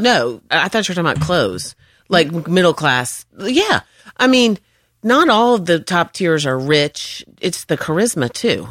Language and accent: English; North Carolina, United States; moved away as an adult; also born or lived in Georgia; I was from North Carolina